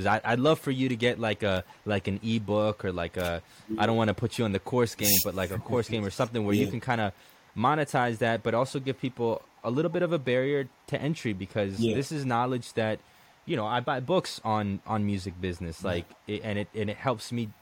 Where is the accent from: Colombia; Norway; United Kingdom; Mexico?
Colombia; also born or lived in United States; now in Tampa, United States; when I came to the United States, and even back in Colombia